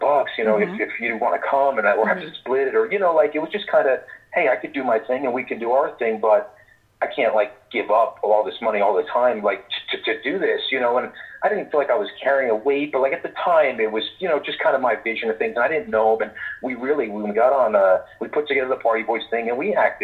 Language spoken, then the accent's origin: English; Wyckoff, New Jersey, United States; I grew up in Wyckoff